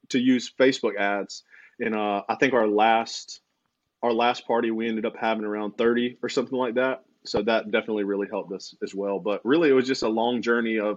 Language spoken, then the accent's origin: English; Aiken, South Carolina, United States; now in Lexington, United States; So we're from Aiken, South Carolina, not near Augusta, Georgia